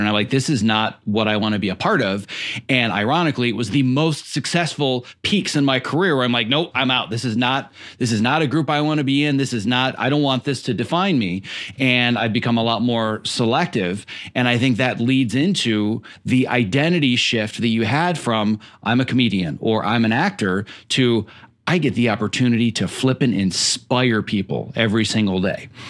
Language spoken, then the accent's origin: English; Midwest, United States; moved away as an adult; now in Los Angeles, United States; was born and raised in the Midwest